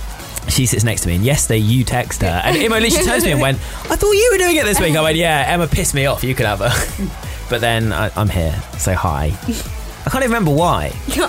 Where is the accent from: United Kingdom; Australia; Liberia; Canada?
United Kingdom; Newcastle upon Tyne, North East England; I'm from Newcastle.